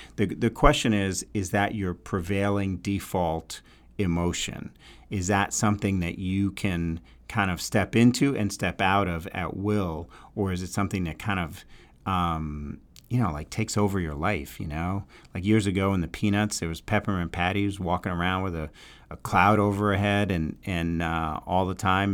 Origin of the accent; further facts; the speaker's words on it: New York, United States; accent: New York; my New York accent